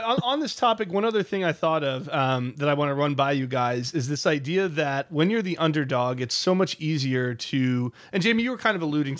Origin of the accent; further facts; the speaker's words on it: United States; just the natural arrogance that comes with being an American. And I say that with love, right? It's my country.